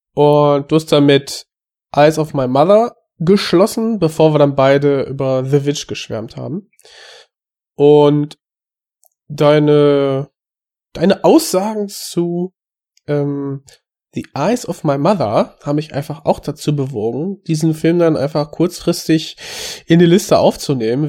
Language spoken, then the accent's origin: German; Germany; als Deutscher